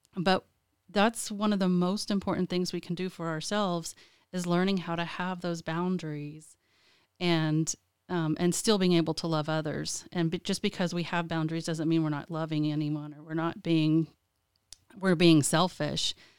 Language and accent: English; Lubbock, Texas, United States; moved away as an adult; now in Lansing, United States; I was born and raised in Lubbock, Texas